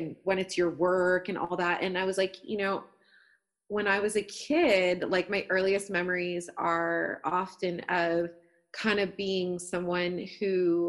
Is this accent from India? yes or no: no; Toronto, Ontario, Canada; I grew up in Scarborough in Toronto, East End